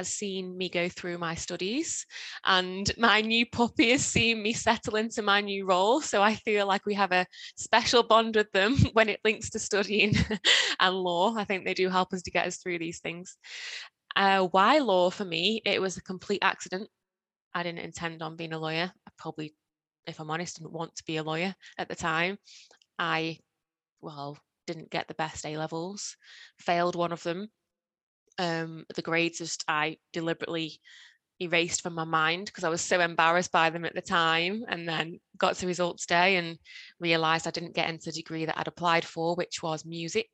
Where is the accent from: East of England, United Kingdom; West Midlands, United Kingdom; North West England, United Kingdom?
West Midlands, United Kingdom; Stoke-on-Trent; I was born in Stoke-on-Trent and I still live in Stoke-on-Trent